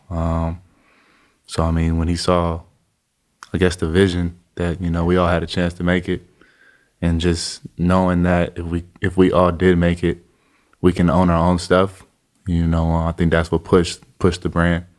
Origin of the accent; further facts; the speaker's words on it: Chino Hills, California, United States; I was from Chino Hills